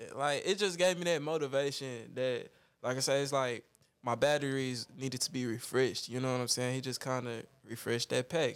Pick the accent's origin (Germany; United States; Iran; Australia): United States; Dallas, Texas; we grew up in Oak Cliff